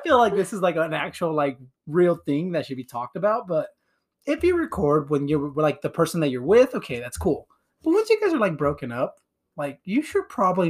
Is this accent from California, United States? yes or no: yes; California, United States; I was born in California